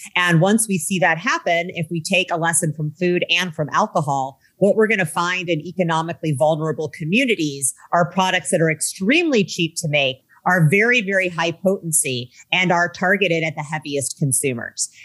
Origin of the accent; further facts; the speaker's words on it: Midwest, United States; I grew up in the Midwest in the 1980s and 90s